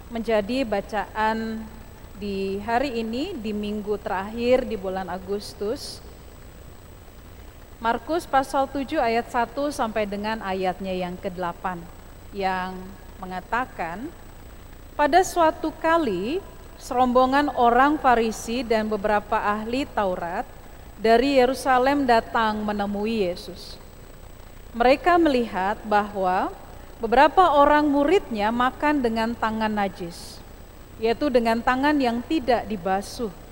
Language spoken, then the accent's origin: Indonesian; North Sumatra, Indonesia; saya sedikit terbata-bata dengan bat, e, bahasa Batak padahal saya orang Batak ya